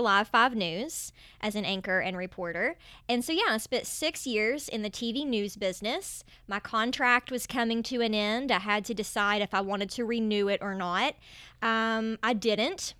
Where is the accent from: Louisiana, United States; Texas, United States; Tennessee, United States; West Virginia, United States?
West Virginia, United States; Canova; moved away as an adult; also born or lived in New York City / Gainesville; now in Charleston, United States; I am from a very small town in West Virginia. It's called Canova. And in case you couldn't tell with my accent, um, Canova is right on the borders of Ohio and Kentucky, just to give you an idea. And, um, that's where I grew up.